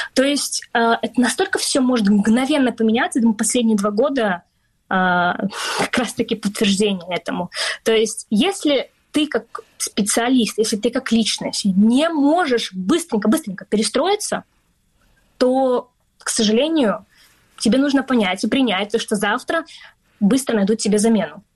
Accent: Crimea, Ukraine; now in London, United Kingdom; мы с тобой родились в Крыму, мы крымские татарки

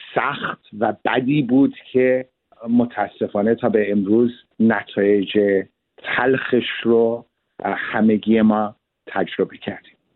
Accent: Geneva, Switzerland; now in Canada; در ژنو به دنیا آمدم

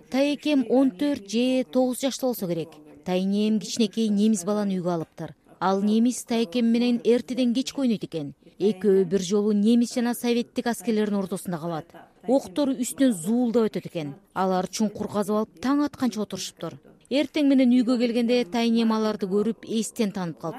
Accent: Chüy Valley, Chuy Region, Kyrgyzstan; also born or lived in Ketmen-Töbö; мен бир миң тогуз жүз кырк биринчи жылы кетмен төбөдө төрөлгөнмүн биз бир миң тогуз жүз кырк үчүнчү жылы чүй өрөөнүнө көчүп келгенбиз

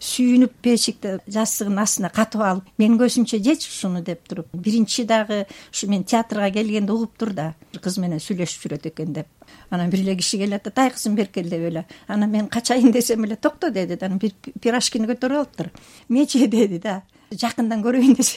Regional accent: Bishkek, Kyrgyzstan; эгерде мен байкем бишкекке алып келбесе

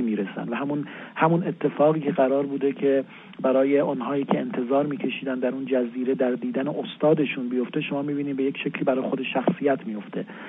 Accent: Kermanshah, Kermanshah Province, Iran; now in Tehran, Iran; من کرمانشاهی هستم و طبیعتا به عنوان جایی که در اونجا بزرگ شدم

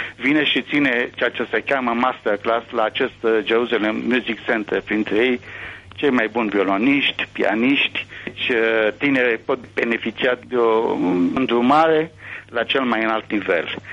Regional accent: Romania; now in Israel; nu sunt singur ca român

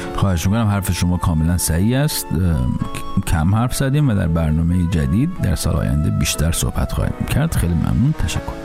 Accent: Iran; moved away as an adult; من سالها پیش که از ایران بیرون می اومدم

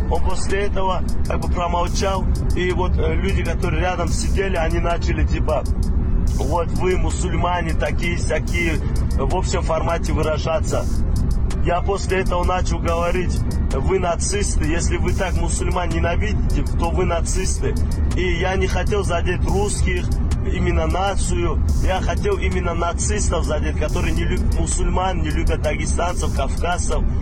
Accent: Dagestan, Russia; Я тот самый дагестанец

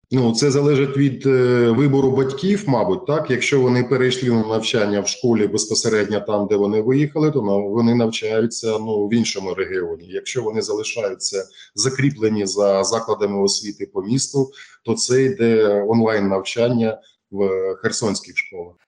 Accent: Ukraine; Ми жили у нашій вільній Україні.

